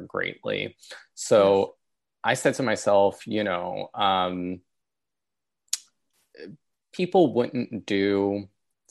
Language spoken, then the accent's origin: English; New York City, New York, United States; I grew up in South Brooklyn in New York